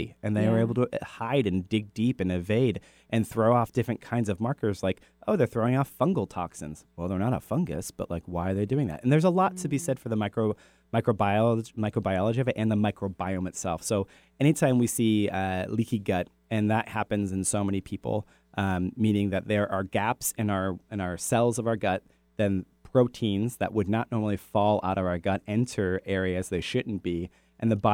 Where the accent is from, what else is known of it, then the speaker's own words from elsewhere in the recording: United States; moved away; I grew up on the Chesapeake Bay